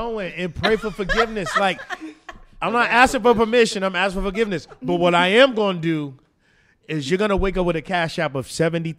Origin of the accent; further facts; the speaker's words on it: New Jersey, United States; I'm from Jersey